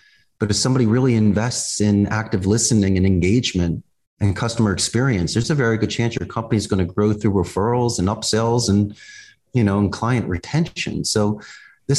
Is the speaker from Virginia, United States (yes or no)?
no; Philadelphia, Pennsylvania, United States; moved away as an adult; now in Costa Rica; I'm originally from Northeast Philadelphia, and when I graduated back in 1991, Abington High School